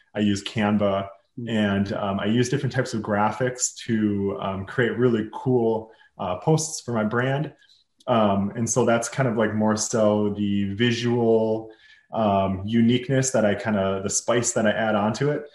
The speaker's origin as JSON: {"language": "English", "town": "Minneapolis", "region": "Minnesota", "country": "United States", "said": "I'm from Minneapolis, Minnesota"}